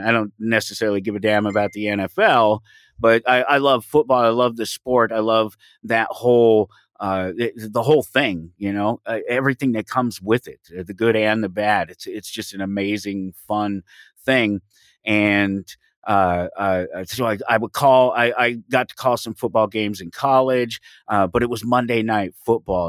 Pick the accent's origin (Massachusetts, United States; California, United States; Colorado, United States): Colorado, United States; Denver; I grew up in Denver, Colorado, um, on the streets, single parent